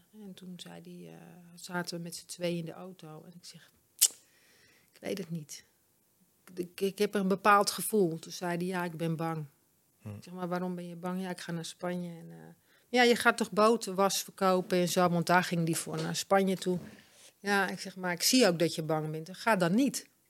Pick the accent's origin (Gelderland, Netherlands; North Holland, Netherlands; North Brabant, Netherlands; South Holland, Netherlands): North Holland, Netherlands; Amsterdam; moved away; also born or lived in Bloemendaal / Alkmaar / Egmond aan Zee; ik kom van oorsprong uit Amsterdam, maar wij waren altijd aan zee